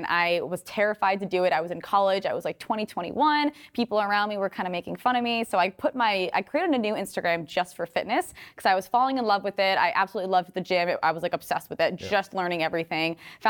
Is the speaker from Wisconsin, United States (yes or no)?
no; Rhode Island, United States; moved away as an adult; now in Los Angeles, United States; I came to LA from Rhode Island with like $100 in my pocket, waitressed every single day on the Venice boardwalk.